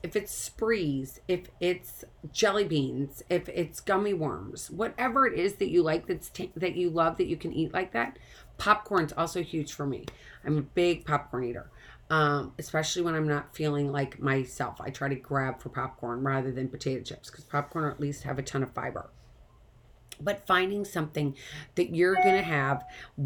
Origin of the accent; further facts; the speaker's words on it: St. Louis, Missouri, United States; moved away; I came from St. Louis, Missouri. We grew up going to tornado drills. I had a tornado drill all the time